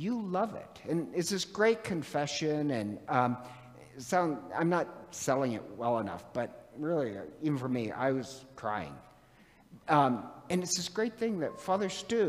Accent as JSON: {"language": "English", "region": "Montana", "country": "United States", "moved": "yes", "said": "I'm from Montana originally"}